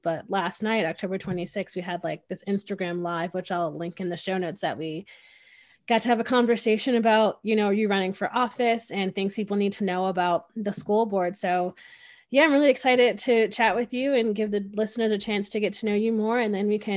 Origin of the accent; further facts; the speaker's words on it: Hamden, Connecticut, United States; first language English; I grew up in Hamden, Connecticut